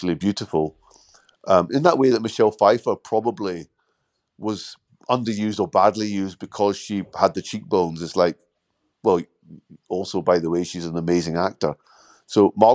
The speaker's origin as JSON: {"language": "English", "region": "Scotland", "country": "United Kingdom", "tie": "born or raised there", "also_born_or_lived": "London", "said": "I was born in London, grew up in Scotland."}